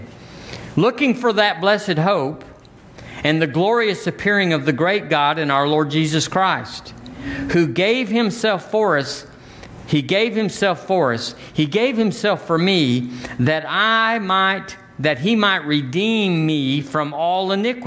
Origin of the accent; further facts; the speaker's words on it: United States; I'm an American